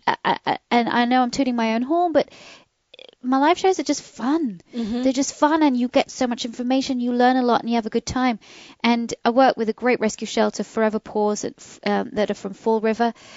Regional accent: United Kingdom; now in United States; my British family

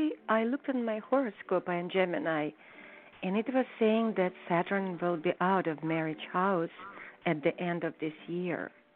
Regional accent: Kyiv, Ukraine; moved away; I was born in Ukraine.

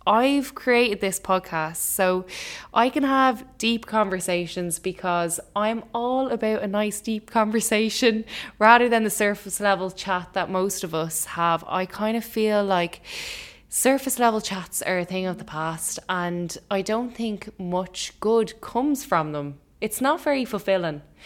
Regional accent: Ireland; as an Irish person

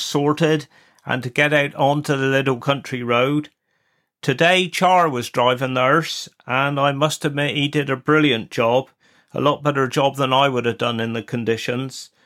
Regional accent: Wadebridge, South West England, United Kingdom; I was born in Wade Bridge, and I was the first Bray since the seventeen hundreds not to be born in the Witheel Parish

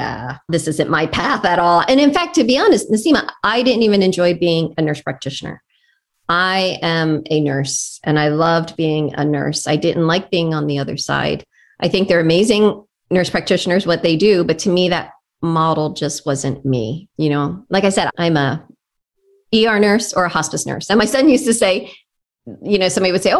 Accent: Philadelphia, Pennsylvania, United States; moved away as an adult; now in Nashville, United States; the neighborhood in Philadelphia that I grew up in West Philadelphia, born and raised on the playground.

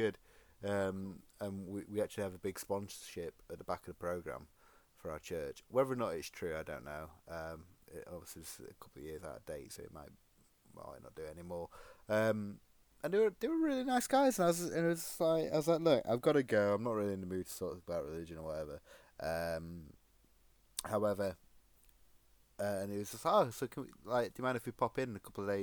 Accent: United Kingdom; Being the British guy I am

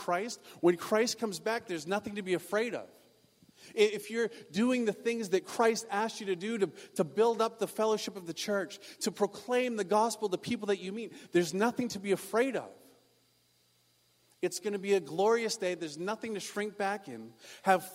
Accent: Maine, United States; now in California, United States; I come from Maine

